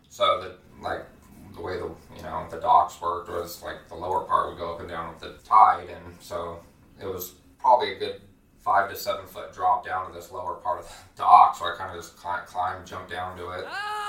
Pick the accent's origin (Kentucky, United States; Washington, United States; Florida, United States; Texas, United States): Washington, United States; Port Orchard; also born or lived in Bremerton, Washington; I grew up in Bremerton, Port Orchard